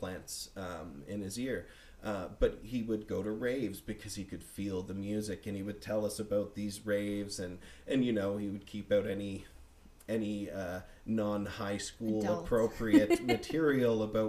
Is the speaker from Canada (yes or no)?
yes; Bedford, Nova Scotia, Canada; also born or lived in Winnipeg, Manitoba; growing up in Bedford, it was a really nice community.